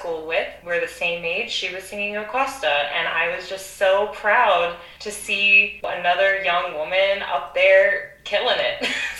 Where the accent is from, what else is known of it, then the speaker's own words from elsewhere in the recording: Philadelphia, Pennsylvania, United States; moved away as an adult; Philadelphia is my hometown, and growing up in a musical household with two opera singers as parents, Opera Philadelphia has been my home base since I was 5 years old